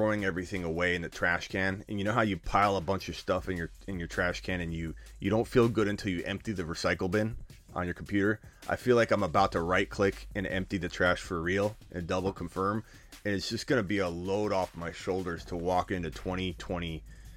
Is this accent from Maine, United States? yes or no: no; Arizona, United States; I'm from Arizona